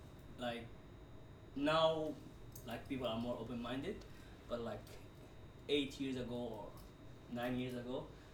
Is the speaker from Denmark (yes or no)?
no; Jeddah, Makkah Province, Saudi Arabia; now in Malaysia; because I came from Jeddah. Jeddah is much, like, multicultural city, because most of the nationalities are there.